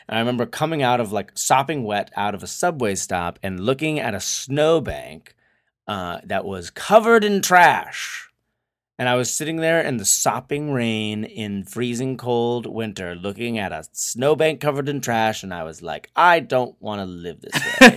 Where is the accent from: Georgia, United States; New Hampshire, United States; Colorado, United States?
New Hampshire, United States; now in Southern California, United States; growing up in New Hampshire, the winter is, eh, deadly.